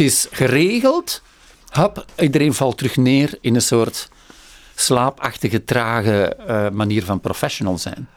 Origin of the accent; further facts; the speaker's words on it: Flanders, Belgium; ik, ik, sluit als Vlaming meer aan bij